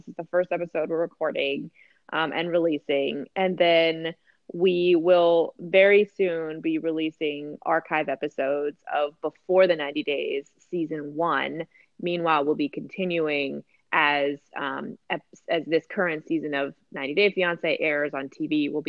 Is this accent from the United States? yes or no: yes; East Coast, United States; so like I said, I grew up on the East Coast and we had a lot of storms that did knock the power out